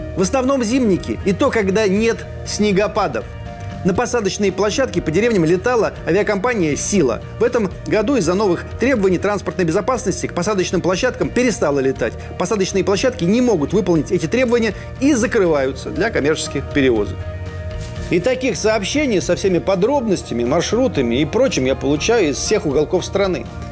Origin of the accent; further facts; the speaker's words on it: Kalikino, Lipetsk Oblast, Russia; Из моего родного села Каликина Липецкой области